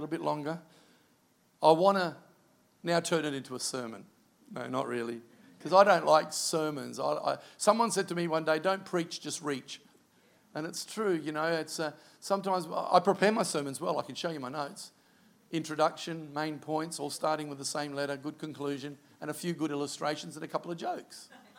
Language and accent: English; Canada; I'm Canadian.